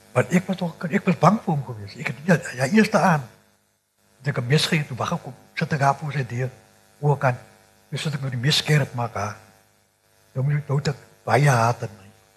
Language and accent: Afrikaans; Cape Flats, Western Cape, South Africa; Ek is gebore in Kyoto, een van in die eerste boerbeerte op die vlakte.